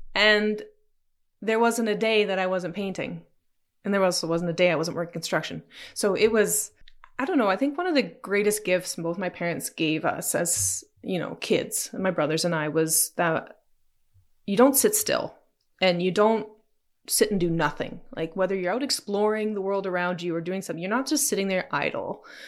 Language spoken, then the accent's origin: English; Ontario, Canada; also born or lived in Toronto; I moved back after university to my hometown and was working with my dad